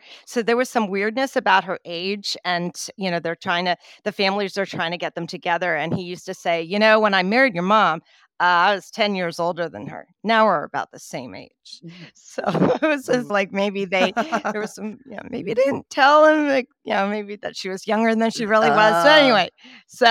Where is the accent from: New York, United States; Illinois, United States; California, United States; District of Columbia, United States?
District of Columbia, United States; Washington; also born or lived in Maryland; I was born in Washington, D.C. metro area, along with my sister, and grew up